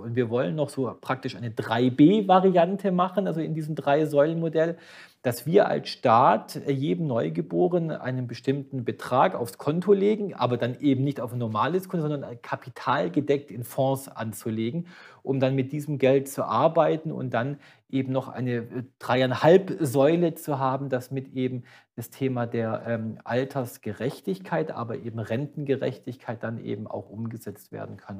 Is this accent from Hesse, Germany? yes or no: no; Böblingen, Baden-Württemberg, Germany; Ich war Gemeinderat, ja, in meiner Geburtsstadt in Böblingen